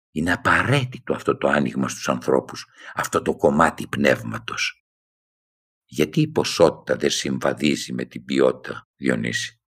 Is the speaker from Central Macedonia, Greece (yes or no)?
yes; Thessaloniki, Central Macedonia, Greece; moved away as an adult; Η μία ήταν όταν έφυγα από τη Θεσσαλονίκη, από το πατρικό μου σπίτι ήμουν ένα παιδί που προχώραγε κανονικά.